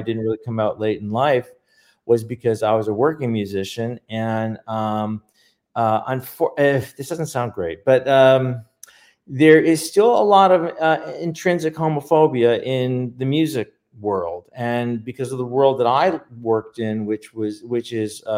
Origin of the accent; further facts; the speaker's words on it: Canada; moved away as an adult; now in Palm Springs, United States; we're Canadian, we were migrating over.